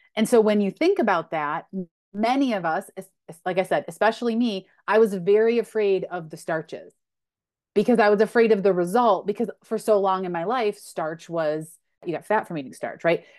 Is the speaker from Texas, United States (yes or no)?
no; Western New York, United States; I grew up in Western New York